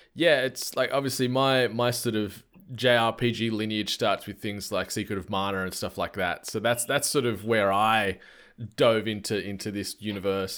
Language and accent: English; Australia; I'm an Australian humble host